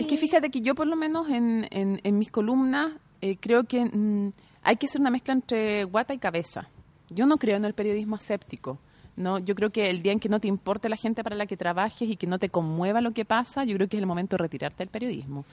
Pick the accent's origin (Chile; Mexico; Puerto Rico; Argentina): Chile; yo no informo como periodista chilena